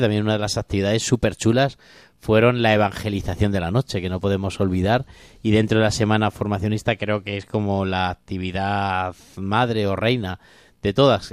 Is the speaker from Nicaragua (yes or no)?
no; Corral de Almaguer, Castilla-La Mancha, Spain; now in Alcuéscar, Spain; yo soy de Corral de Almaguer, que es mi Virgen de la Muela